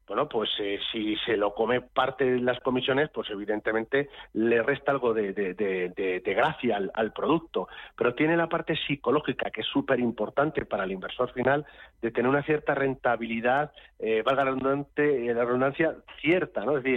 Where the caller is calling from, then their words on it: Madrid, Community of Madrid, Spain; de Madrid.